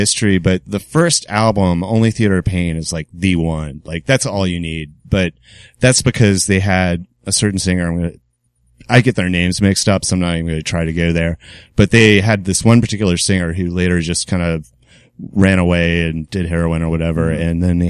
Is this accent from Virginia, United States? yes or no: yes; Newport News, Virginia, United States; now in Richmond, United States; No, Newport News, but I just pretty much landed out of high school in Richmond.